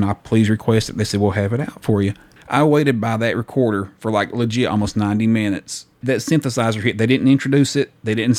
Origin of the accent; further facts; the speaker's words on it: the South, United States; I'm from the South, yeah.